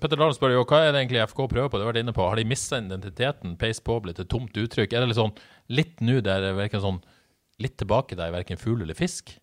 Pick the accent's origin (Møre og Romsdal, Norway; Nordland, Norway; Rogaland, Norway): Nordland, Norway; Bodø; moved away; Jeg er bare fra Bodø